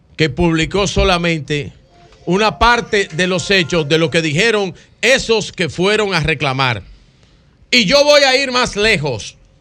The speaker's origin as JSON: {"language": "Spanish", "country": "Dominican Republic"}